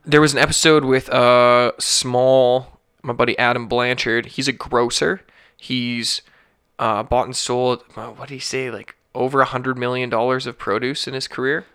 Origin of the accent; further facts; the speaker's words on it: Alberta, Canada; I'm born and raised in Alberta. I'm a fucking Birda boy.